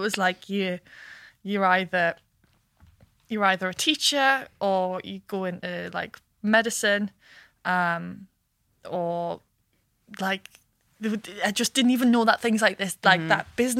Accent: Washington, North East England, United Kingdom; Washington, northeast of England. If I ever lose my accent, I I'm so proud of where I come from

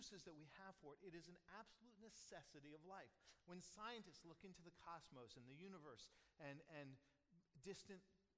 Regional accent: Pasco County, Florida, United States; growing up in Pasco County

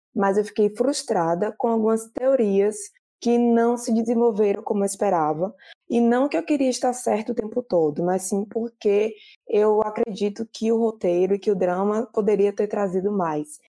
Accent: Bahia, Brazil; Sou baiana e moro próximo a Salvador.

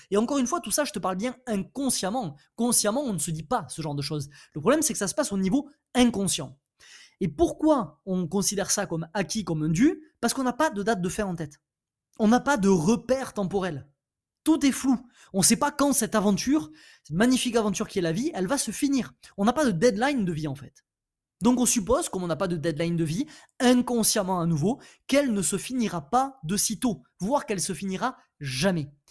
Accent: France; Je suis français, euh, je suis un homme, j'ai 30 ans.

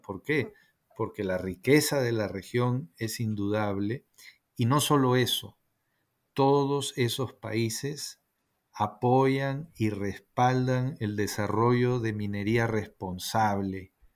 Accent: Peru; soy ah, peruano

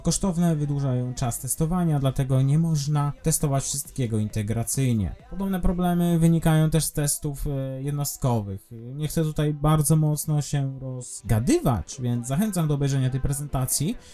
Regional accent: eastern Poland, Poland; jestem ze wschodu

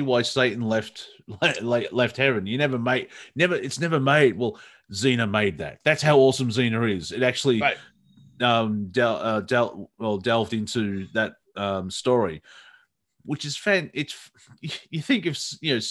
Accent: Australia; accent: Australian; I see an Australian accent on American TV. Like, oh, gee, what the bloody hell's that? And it's my own accent

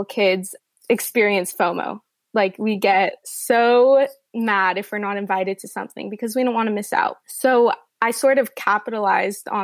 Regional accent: Los Angeles, California, United States; I'm from Los Angeles.

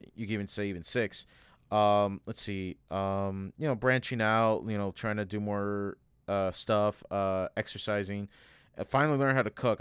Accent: United States; as an American

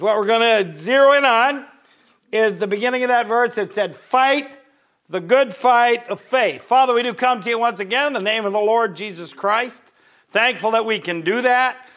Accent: Northern Ohio, United States; moved away as an adult; I grew up in Northern Ohio, I joined the military at eighteen

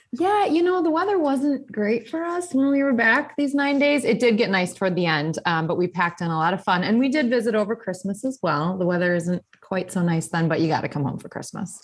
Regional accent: Burlington, Wisconsin, United States; moved away as an adult; also born or lived in Milwaukee, Wisconsin / Shorewood, Wisconsin / Greenfield, Wisconsin / New Berlin, Wisconsin; now in Arizona, United States; I was born and raised in Wisconsin. I grew up in Burlington

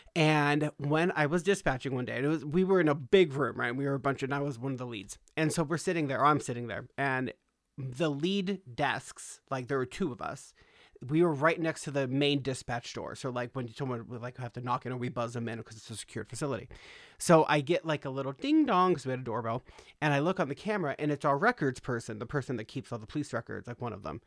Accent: Los Angeles, California, United States; I grew up in California, okay? I grew up in Los Angeles

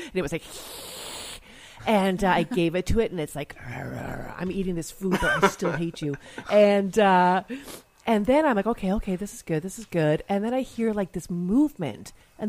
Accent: Canada; moved away; we live part of the year in Greece, I'm Canadian

